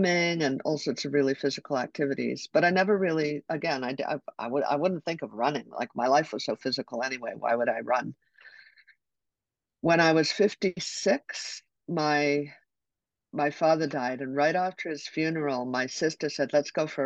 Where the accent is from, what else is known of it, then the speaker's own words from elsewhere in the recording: Calgary, Alberta, Canada; I grew up in Calgary